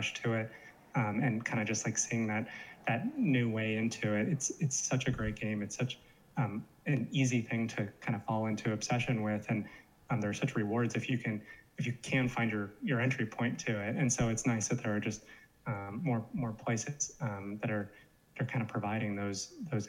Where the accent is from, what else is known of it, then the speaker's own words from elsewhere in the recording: Los Angeles, California, United States; now in New York City, United States; growing up in Los Angeles